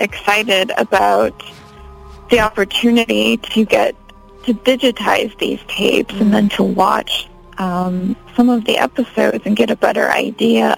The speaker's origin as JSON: {"language": "English", "town": "Chicago", "region": "Illinois", "country": "United States", "tie": "born or raised there", "also_born_or_lived": "New York / Amsterdam", "moved": "as an adult", "lives_now": "Los Angeles, United States", "said": "I grew up in Chicago, so I'm from Chicago, but moved around a lot after college, lived in New York, and then lived in Amsterdam, and I've been in LA for 2 years now"}